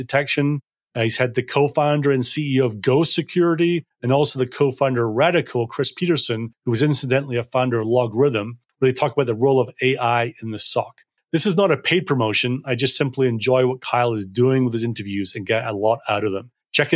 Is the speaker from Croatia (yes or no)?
no; Scotland, United Kingdom; I'm a sales guy and I'm from Scotland and we're simple people